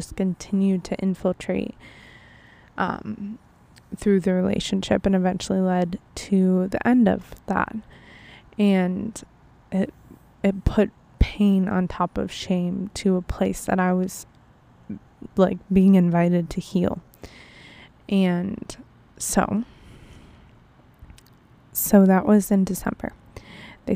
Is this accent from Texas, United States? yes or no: no; Buffalo, New York, United States; moved away; my hometown, Buffalo, New York